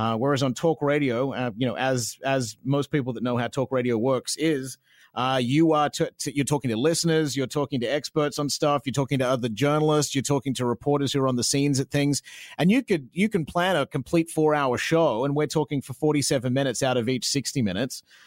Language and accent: English; Australia; accent: Australian; moved away as an adult; also born or lived in Sunshine Coast, Queensland; now in Vancouver, Canada; I'm very proud of my Australian accent. I'm very proud that I'm Australian